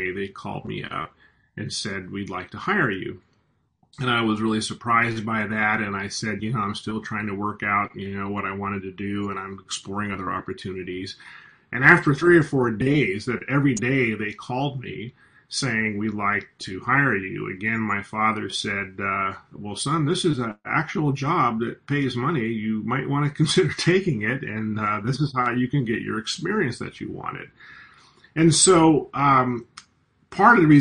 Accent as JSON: {"language": "English", "region": "California", "country": "United States", "tie": "born or raised there", "also_born_or_lived": "Washington, D.C.", "said": "I'm an American. I grew up in California."}